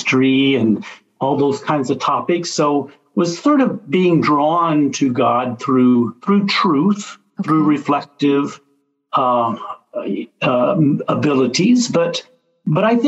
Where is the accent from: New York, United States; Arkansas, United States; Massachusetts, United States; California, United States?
Arkansas, United States; Little Rock; moved away as an adult; also born or lived in Dallas, Texas; now in Baton Rouge, United States; I grew up in Little Rock, Arkansas, grew up in a Catholic family